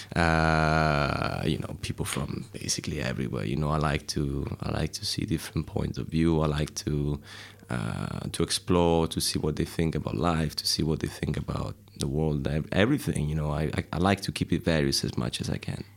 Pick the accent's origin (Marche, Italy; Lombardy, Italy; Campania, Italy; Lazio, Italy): Marche, Italy; Civitanova Marche; English is a second language; moved away as an adult; now in London, United Kingdom; I'm from um, a place called Civitanova Marche, which is a, uh, just a very small uh, city in uh, east uh, central east part of Italy, on the coast. Pretty, very pretty place. And I uh, grew up there